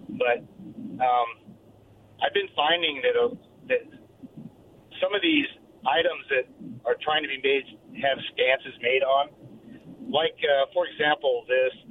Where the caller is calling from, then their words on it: Kentucky, United States; from Kentucky.